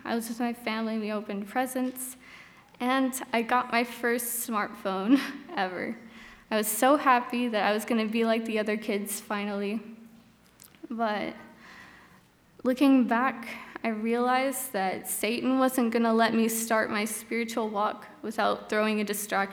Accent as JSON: {"language": "English", "town": "Bakersfield", "region": "California", "country": "United States", "tie": "born or raised there", "said": "I'm from Bakersfield, California. I lived there my whole life"}